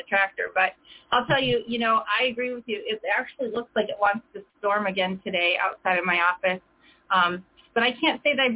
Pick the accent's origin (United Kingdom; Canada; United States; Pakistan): United States; Chicago, Illinois; I'm from Chicago, so I am by all means a Bears fan.